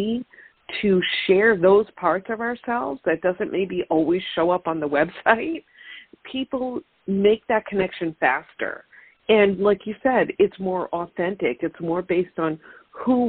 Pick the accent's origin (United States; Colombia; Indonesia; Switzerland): United States; Long Island, New York; now in Syracuse, United States; I've lived in New York my whole life, not right here. I'm originally from Long Island and made my way up a little bit more north into the center part of the state